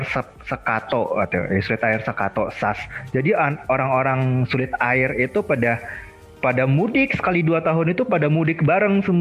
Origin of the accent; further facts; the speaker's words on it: West Sumatra, Indonesia; gue kan orang Minang.